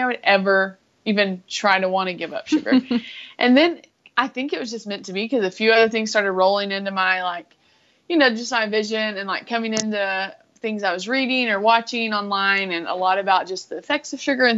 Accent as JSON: {"language": "English", "region": "West Texas", "country": "United States", "said": "I am from Texas, West Texas"}